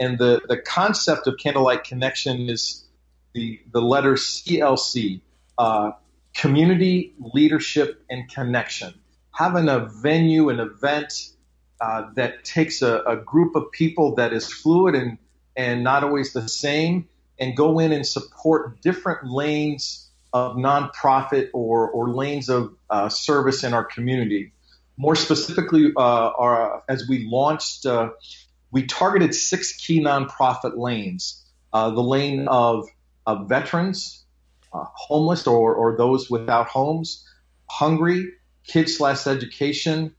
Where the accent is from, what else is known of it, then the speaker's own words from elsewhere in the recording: Nebraska, United States; now in Phoenix, United States; I grew up in Nebraska